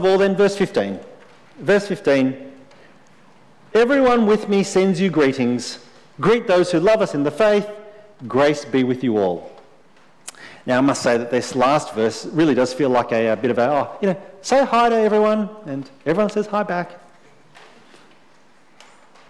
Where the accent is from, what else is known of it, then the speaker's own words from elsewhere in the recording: Sydney, New South Wales, Australia; moved away as an adult; now in Adelaide, Australia; We'd grown up in Sydney, lived all our life there